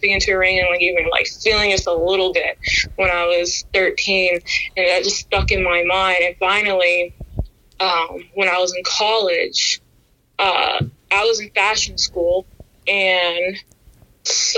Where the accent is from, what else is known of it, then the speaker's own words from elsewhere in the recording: Washington, District of Columbia, United States; I grew up in Washington, D.C.